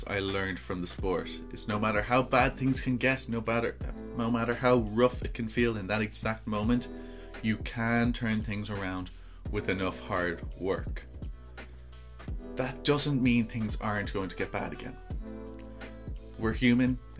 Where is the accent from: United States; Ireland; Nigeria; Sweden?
Ireland